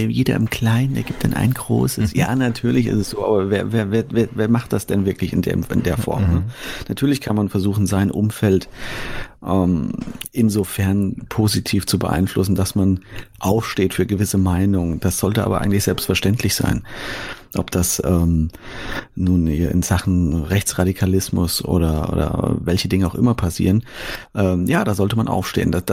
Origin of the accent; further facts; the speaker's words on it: Fulda, Hesse, Germany; Ich will das in Fulda machen, meiner Heimatstadt.